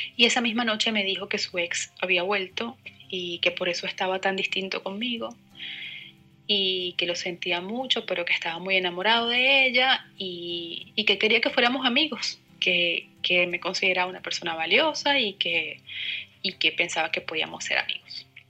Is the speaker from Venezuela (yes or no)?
yes; Venezuela; moved away as an adult; also born or lived in La Plata; now in Buenos Aires, Argentina; soy venezolana, tengo cerca de 10 meses viviendo en Buenos Aires